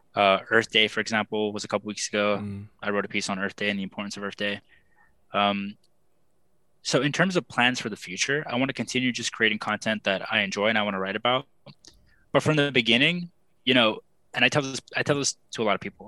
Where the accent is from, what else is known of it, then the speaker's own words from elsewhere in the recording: South Texas, United States; moved away as an adult; also born or lived in San Jose, California; now in Buffalo, United States; I grew up in South Texas